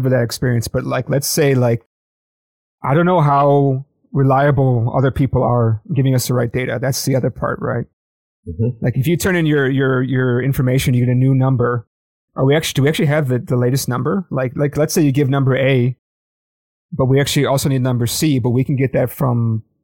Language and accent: English; United States; I'm American